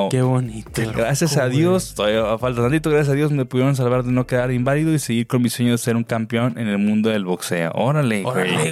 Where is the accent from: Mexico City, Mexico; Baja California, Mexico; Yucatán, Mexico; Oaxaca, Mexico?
Baja California, Mexico; Tijuana; now in Santa Maria, United States; Así es, ando en el gabacho. Eh, aunque soy de Tijuana, ya ocho meses con ustedes